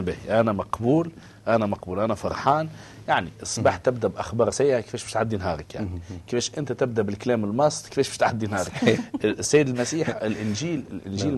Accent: Tunisia; انا تونسي آه نتكلم لغه شعبي

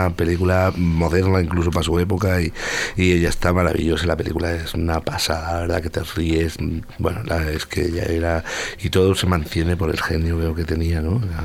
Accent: Marbella, Andalusia, Spain; moved away; soy de Marbella, nacido en Marbella, en la calle Virgen de los Dolores, número 12

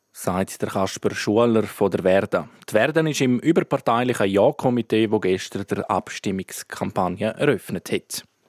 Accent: Graubünden, Switzerland; bei uns in Grabünde

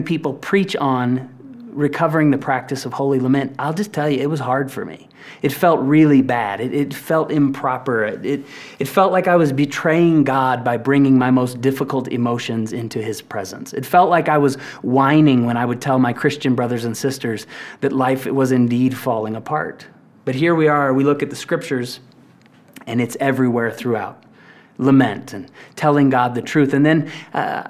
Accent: Tulsa, Oklahoma, United States; I grew up in Tulsa, Oklahoma

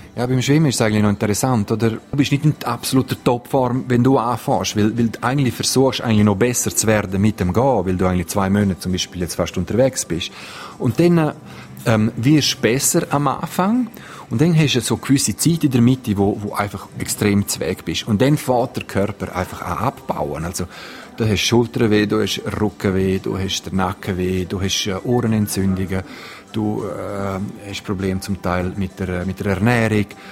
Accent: Graubünden, Switzerland; bei uns in Graubünden, in, in den Alpen

